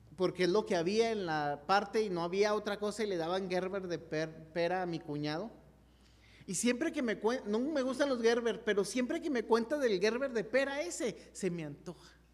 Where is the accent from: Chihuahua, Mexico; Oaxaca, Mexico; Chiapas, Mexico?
Chihuahua, Mexico; nos fuimos a un campamento, la iglesia Gerrela en Chihuahua